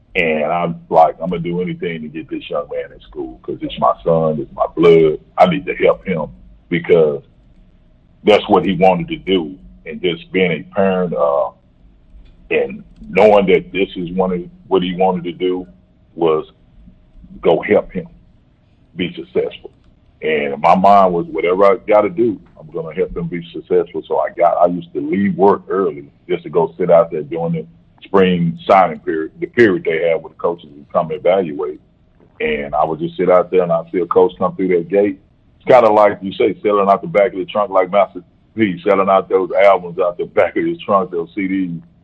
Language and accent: English; Shreveport, Louisiana, United States; now in Grand Prairie, United States; I grew up in Shreveport, Louisiana